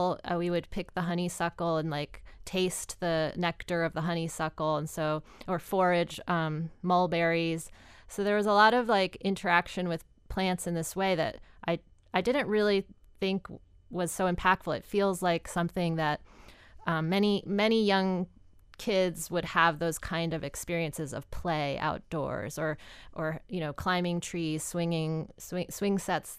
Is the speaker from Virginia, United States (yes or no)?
yes; Virginia Beach, Virginia, United States; now in Chicago, United States; I love living near the ocean. I grew up in Virginia Beach, Virginia, so I'm kind of, and I'm just like, I love the water.